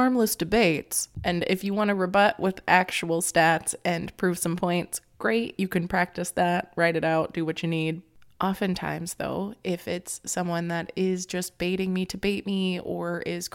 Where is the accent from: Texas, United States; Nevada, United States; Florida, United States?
Florida, United States; moved away; I come from Florida, where I had to deal with a lot of hate speech growing up